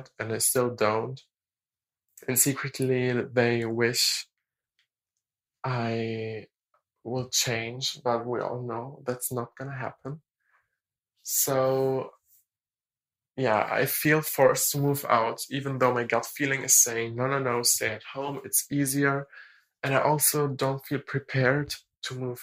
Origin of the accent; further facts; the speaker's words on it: Germany; English is a second language; I'm 19 and I'm from Germany